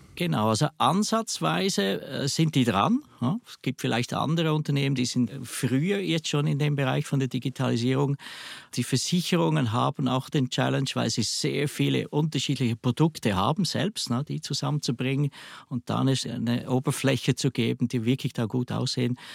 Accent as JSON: {"language": "German", "country": "Switzerland", "accent": "Swiss dialect", "said": "ich höre es vielleicht am Dialekt, ich komme aus der Schweiz"}